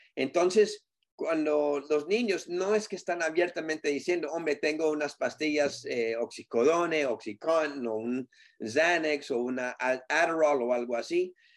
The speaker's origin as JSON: {"language": "Spanish", "country": "Colombia", "said": "como decimos nosotros en Colombia"}